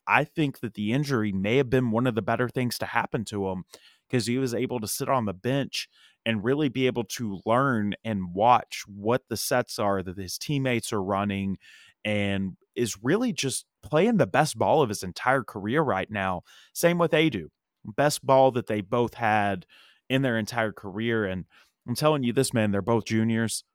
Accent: East Tennessee, United States; now in Nashville, United States; I grew up in East Tennessee

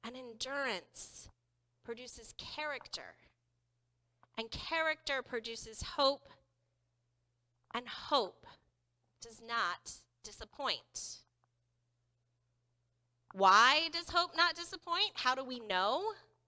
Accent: the Bible Belt, Southern United States, United States; Growing up in the Bible Belt, even as a Lutheran

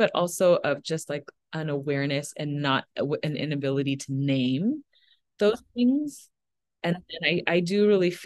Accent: Minnesota, United States; moved away; I was born in Minnesota

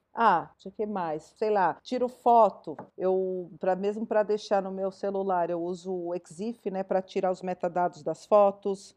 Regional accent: São Paulo, Brazil; Eu não sou de Campinas, eu sou de São Paulo

